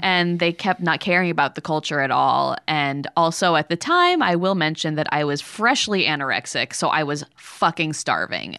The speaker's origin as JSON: {"language": "English", "region": "Connecticut", "country": "United States", "tie": "born or raised there", "moved": "yes", "said": "the town I grew up in was very, very beautiful and lovely and a great public school"}